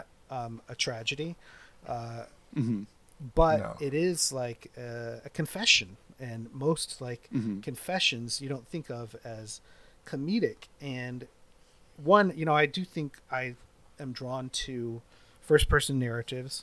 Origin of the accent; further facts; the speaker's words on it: Colorado, United States; I grew up partly in Colorado